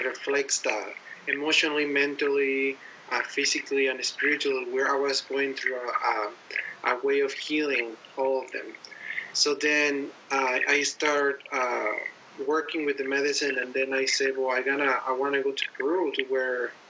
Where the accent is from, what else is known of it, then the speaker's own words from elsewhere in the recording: Mexico; I'm from Mexico originally